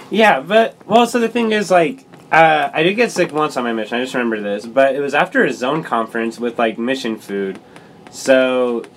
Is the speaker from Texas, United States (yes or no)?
no; Lindon, Utah, United States; I call Linden, my hometown, the city of dreams